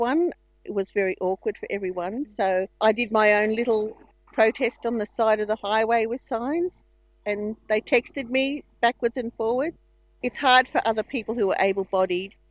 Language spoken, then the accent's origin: English; Mogo, New South Wales, Australia; I'm from Mogo